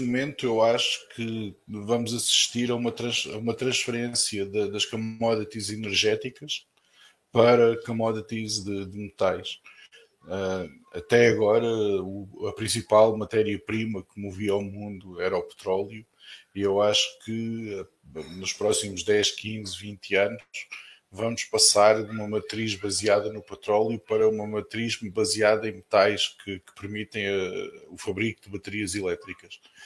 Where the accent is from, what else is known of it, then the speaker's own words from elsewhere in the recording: Portugal; eu cresci num país, em Portugal